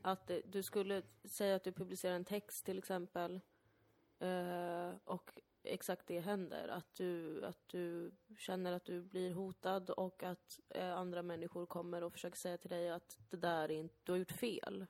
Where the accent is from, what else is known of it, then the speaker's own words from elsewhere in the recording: Täby, Stockholm County, Sweden; also born or lived in Danderyd; när jag växte upp som barn i Täby